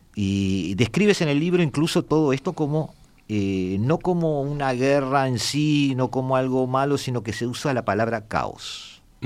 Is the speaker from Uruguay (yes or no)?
yes; Uruguay; yo soy uruguayo